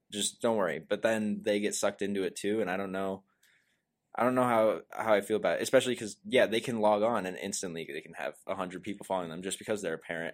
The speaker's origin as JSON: {"language": "English", "town": "River Falls", "region": "Wisconsin", "country": "United States", "tie": "born or raised there", "also_born_or_lived": "Prescott", "said": "we grew up in River Falls at first before moving to Prescott"}